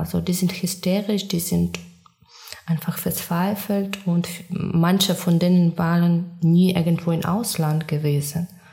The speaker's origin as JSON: {"language": "German", "country": "Ukraine", "also_born_or_lived": "Russia", "second_language": "German", "moved": "as an adult", "lives_now": "Germany"}